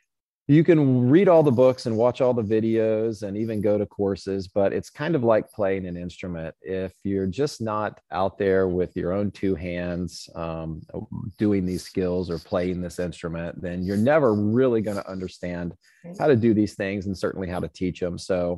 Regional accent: Indiana, United States; Yeah, so I grew up in Boy Scouts in Southern Indiana.

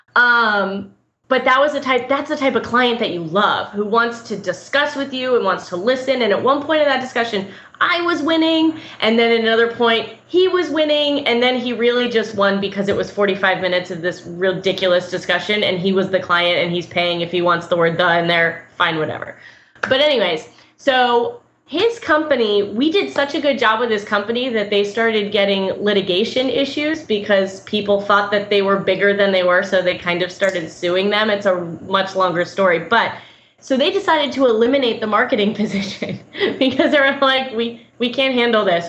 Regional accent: Orlando, Florida, United States; moved away as an adult; now in Tampa, United States; I grew up in Orlando

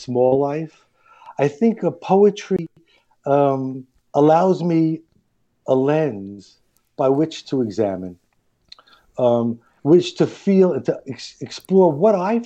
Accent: New York City, New York, United States; we're from Queens. I married a girl from Queens

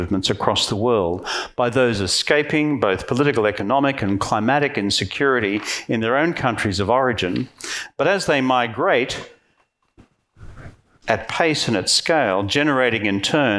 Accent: Queensland, Australia; I'm from Queensland

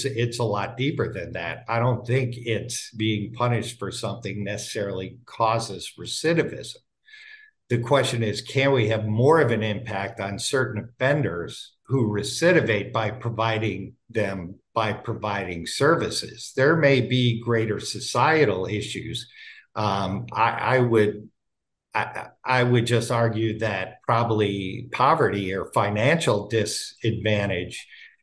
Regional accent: Wisconsin, United States; moved away as an adult; now in Santa Barbara, United States; I was born and raised in Wisconsin

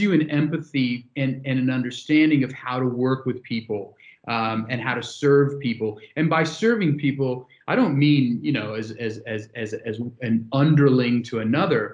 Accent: San Francisco, California, United States; moved away; my hometown in San Francisco

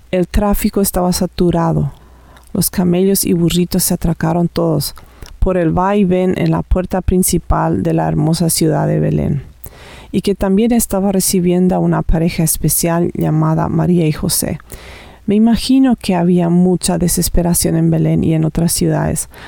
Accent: Paraguay; now in Canada; vivo aquí en Canadá, pero originalmente soy de Paraguay.

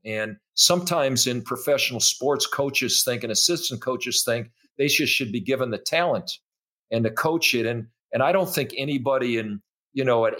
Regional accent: Midwest, United States; We're from the Midwest.

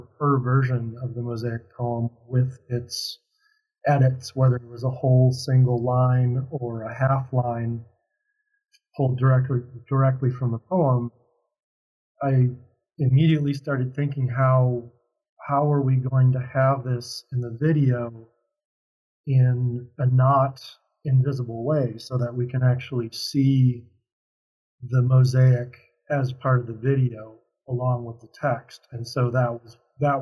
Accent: Minneapolis, Minnesota, United States; growing up in Minnesota

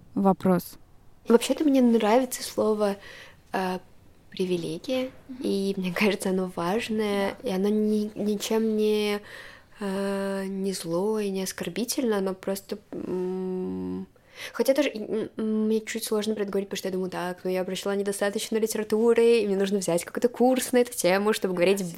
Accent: Moscow, Russia; я родилась в Москве, у меня были хорошие образовательные возможности

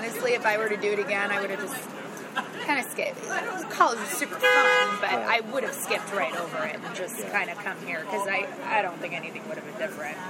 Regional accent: Boston, Massachusetts, United States; moved away as an adult; also born or lived in Michigan; now in New York City, United States; originally from Boston. Originally, you know, I grew up in the sort of Boston metro area. Did all my studying at Northern Conservatory.

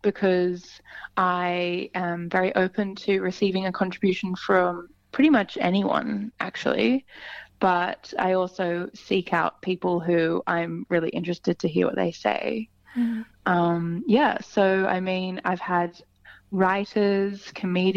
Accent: Sydney, New South Wales, Australia; also born or lived in London; here in Sydney, which is my hometown.

